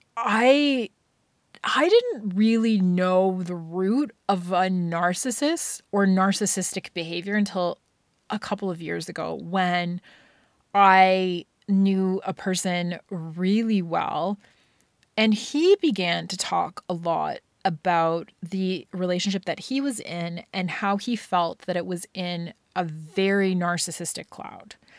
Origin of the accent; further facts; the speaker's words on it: Scotland, United Kingdom; growing up in Scotland